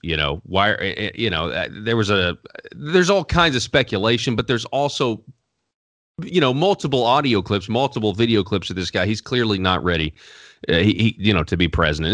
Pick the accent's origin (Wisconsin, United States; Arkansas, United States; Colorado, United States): Arkansas, United States; born and raised in Arkansas